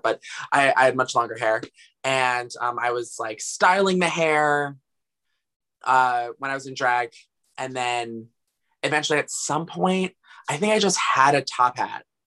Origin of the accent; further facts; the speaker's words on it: Asbury Park, New Jersey, United States; I'm from Asbury Park, New Jersey